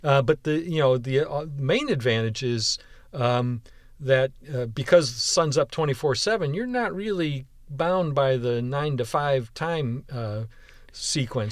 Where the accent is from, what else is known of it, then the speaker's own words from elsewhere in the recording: Western New York, United States; now in Houston, United States; I was born and raised in Western New York